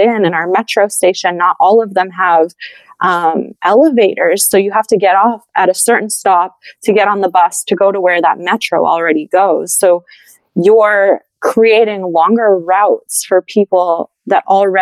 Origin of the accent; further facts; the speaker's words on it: Edmonton, Alberta, Canada; now in Montreal, Canada; I live in Montreal now, like, I'm from Edmonton originally